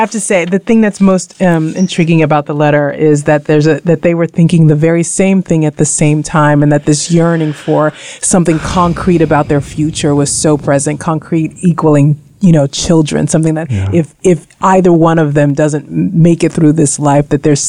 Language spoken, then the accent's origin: English; Texas, United States; I'm from Texas.